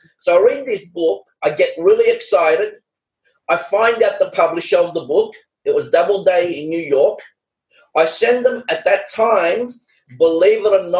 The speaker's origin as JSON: {"language": "English", "country": "Australia", "said": "You know, I'm from Australia."}